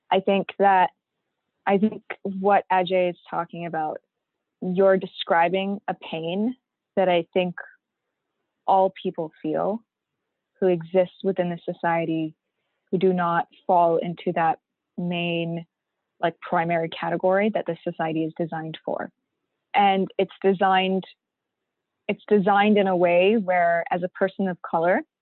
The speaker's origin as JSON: {"language": "English", "country": "Pakistan", "lives_now": "Canada", "said": "because I'm an immigrant, a Pakistani Canadian immigrant Muslim woman of color who wears a hijab, I get nothing, right?"}